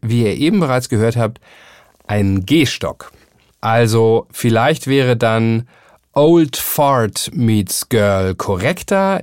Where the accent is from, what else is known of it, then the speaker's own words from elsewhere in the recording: Hamburg, Germany; ein bisschen beschnacken, wie man bei uns in Hamburg sagen würde